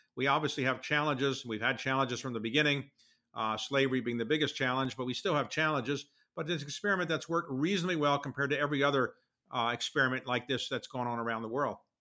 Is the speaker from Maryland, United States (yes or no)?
yes; Baltimore, Maryland, United States; my hometown paper, the Baltimore Sun